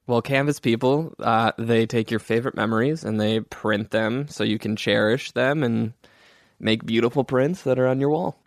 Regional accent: Hoffman Estates, Illinois, United States; I grew up in Hoffman Estates

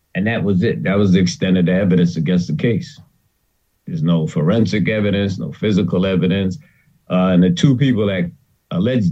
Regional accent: New York City, New York, United States; I grew up in New York City in Harlem

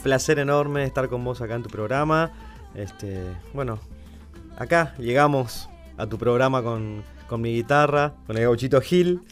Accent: Santo Tomé, Corrientes, Argentina; born or raised there; now in Buenos Aires, Argentina

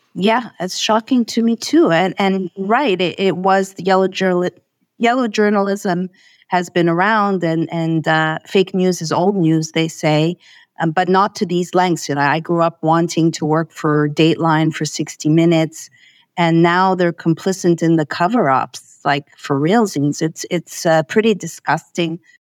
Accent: Montreal, Quebec, Canada; I hail from Montreal, Canada.

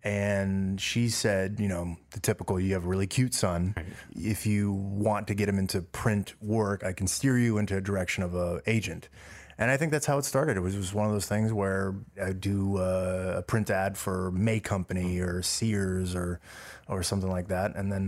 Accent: Los Angeles, California, United States; first language Dutch; Born and raised in Los Angeles in the Valley, Panorama City, which is close by Sun Valley, so deep valley.

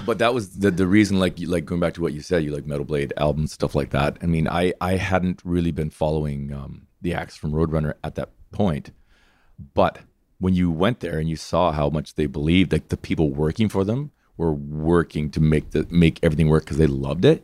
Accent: Hanna, Alberta, Canada; born or raised there

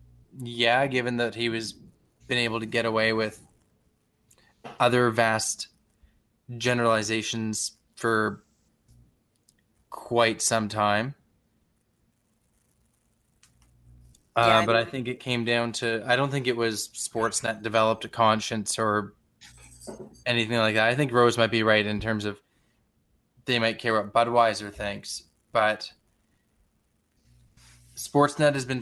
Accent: Canada; even though I am from Canada, I am not from Toronto

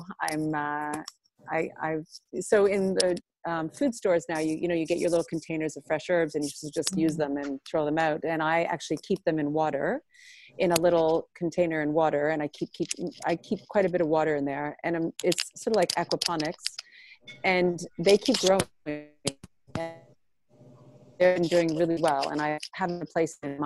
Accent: Montreal, Quebec, Canada; also born or lived in Maine; I'm actually from Montreal

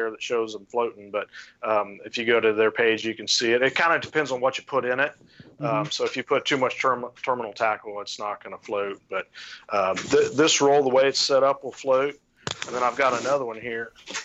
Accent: St. Paris, Ohio, United States; now in Urbana, United States; I grew up in St. Paris, which is east of there.

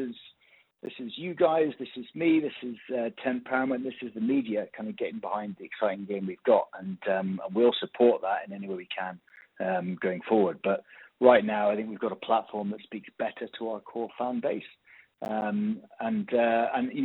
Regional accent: United Kingdom; moved away as an adult; now in Australia; I come, probably tell by my accent, I come from the UK.

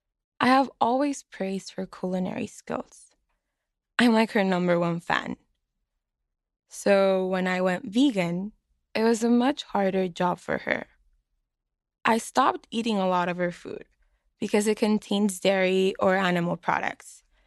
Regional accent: Mexicali, Baja California, Mexico; now in Boston, United States; I'm from Mexicali, Baja California, and I'm a student in Boston, Massachusetts.

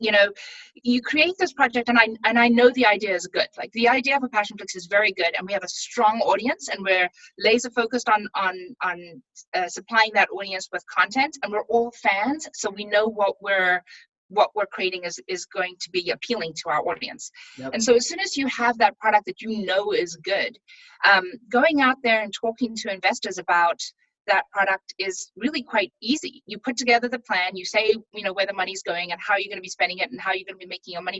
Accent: Pretoria, Gauteng, South Africa; born there; also born or lived in Durban / Bloemfontein / Johannesburg; So like in South Africa, you know, I was born in Pretoria, and then we moved to Durban, which is on the coast of South Africa

